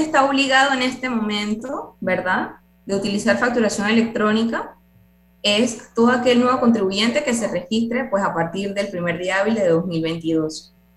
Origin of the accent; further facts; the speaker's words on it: Panama; todos somos ciudadanos panameños